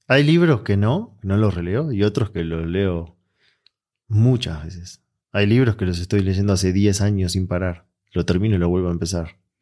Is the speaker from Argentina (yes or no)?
yes; Argentina; moved away; yo vengo de Argentina